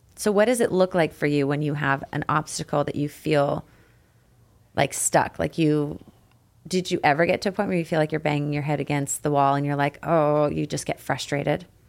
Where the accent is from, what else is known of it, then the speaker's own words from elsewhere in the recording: Canada; I got the can-, Canadian in me